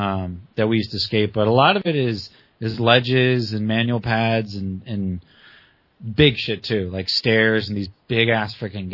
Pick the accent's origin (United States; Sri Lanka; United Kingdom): United States; Las Vegas, Nevada; Okay, so growing up in Vegas, we always felt Southern California was like the rail kingdom because everything's lower out there.